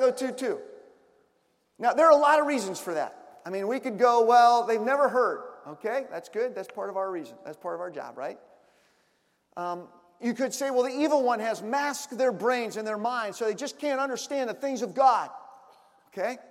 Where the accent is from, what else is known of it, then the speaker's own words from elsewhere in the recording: Washington, District of Columbia, United States; moved away; I'm originally from Washington, D.C.